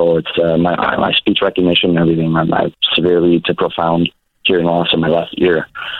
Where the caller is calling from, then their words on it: Montreal, Quebec, Canada; I'm calling from Montreal, Quebec, Canada.